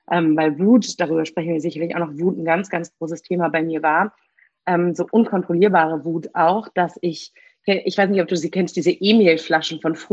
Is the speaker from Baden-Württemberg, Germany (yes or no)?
no; Berlin, Germany; Gebürtige Berlinerin, hier geboren, hier aufgewachsen. Habe aber eine Mini, in Anführungsstrichen, Migrationsgeschichte.